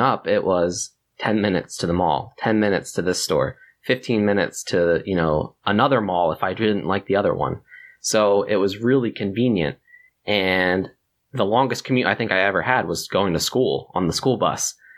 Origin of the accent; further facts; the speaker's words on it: near Philadelphia, Pennsylvania, United States; moved away; I grew up near Philadelphia as well